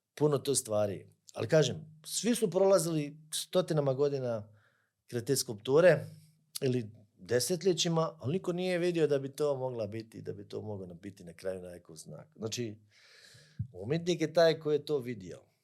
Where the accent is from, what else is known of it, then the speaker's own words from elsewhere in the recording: Croatia; kod nas u Hrvatskoj